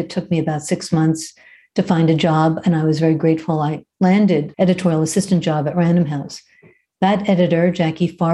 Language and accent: English; Brooklyn, New York, United States; moved away as an adult; also born or lived in Los Angeles; I grew up in Brooklyn